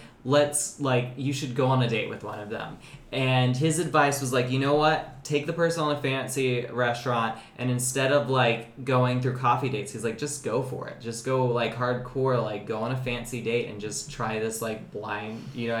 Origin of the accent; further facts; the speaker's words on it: North Carolina, United States; North Carolina.